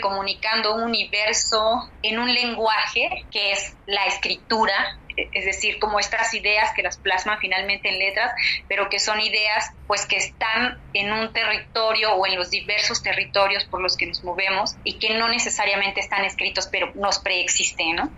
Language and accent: Spanish; Acatlán, Guerrero, Mexico; yo soy de Acatlán, que es una comunidad de aproximadamente 5.000, 6.000 habitantes eh, en el estado de Guerrero, en las faldas de la montaña baja del estado. Somos una comunidad náhuatl, yo nací y crecí aquí